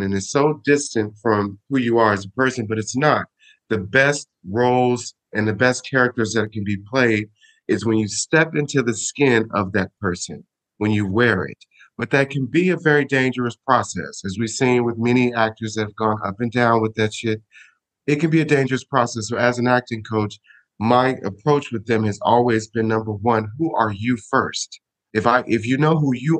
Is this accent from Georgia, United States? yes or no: yes; Smyrna, Georgia, United States; moved away as an adult; also born or lived in Chicago, Illinois; now in Sicily, Italy; I was born in Chicago, and I was raised in a small town called Smyrna, Georgia